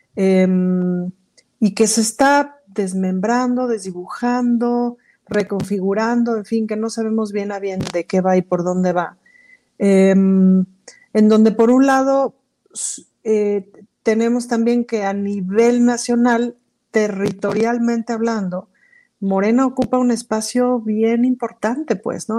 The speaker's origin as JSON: {"language": "Spanish", "country": "Mexico", "said": "somos mexicanos"}